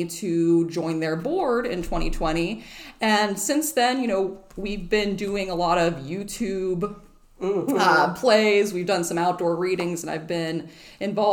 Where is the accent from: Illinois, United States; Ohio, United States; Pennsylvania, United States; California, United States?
Pennsylvania, United States; Burgettstown; moved away as an adult; now in Avalon, United States; I am originally from Burgettstown, Pennsylvania, but moved here to Avalon in the fall of 2015